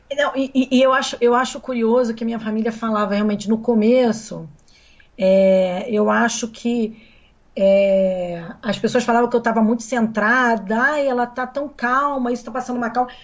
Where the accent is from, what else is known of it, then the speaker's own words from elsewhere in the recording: Brazil; moved away; also born or lived in Milan, Italy; eu só poderia voltar para o Brasil porque eu estava voltando para o meu país